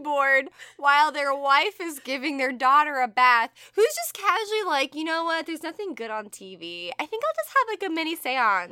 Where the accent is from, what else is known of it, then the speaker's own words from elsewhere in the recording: the South, United States; we're from the South